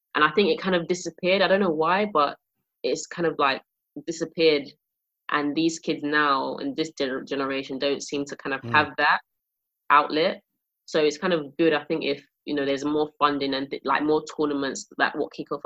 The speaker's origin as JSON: {"language": "English", "region": "London", "country": "United Kingdom", "tie": "born or raised there", "said": "I grew up in an estate, I grew up in Peckham"}